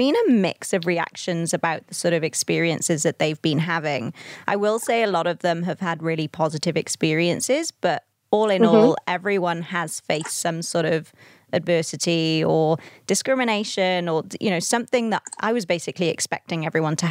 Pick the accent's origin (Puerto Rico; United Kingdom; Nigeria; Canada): United Kingdom; I'm not Australian. I'm actually from the UK